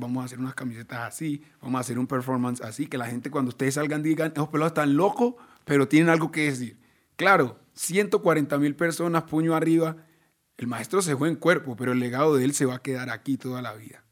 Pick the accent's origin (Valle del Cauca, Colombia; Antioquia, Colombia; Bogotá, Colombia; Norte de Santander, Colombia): Antioquia, Colombia; Medellín; Nosotros todos, todos nacimos en Medellín